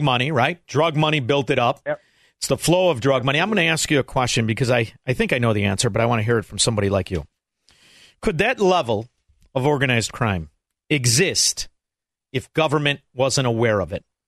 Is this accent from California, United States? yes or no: no; Chicago, Illinois, United States; now in Florida, United States; I am originally a Chicagoan